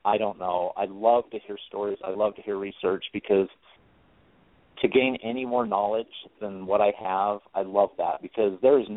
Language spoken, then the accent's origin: English; Utah, United States; I'm from Utah. I grew up LDS, Mormon